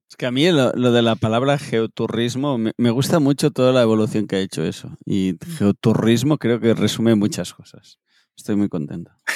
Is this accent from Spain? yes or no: yes; Spain; soy español